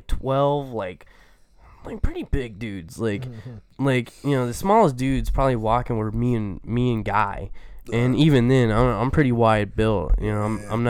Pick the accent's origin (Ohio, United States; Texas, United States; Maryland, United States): Texas, United States; moved away as an adult; now in Iowa, United States; I'm from Texas, so yeah. I'm used to Southern culture.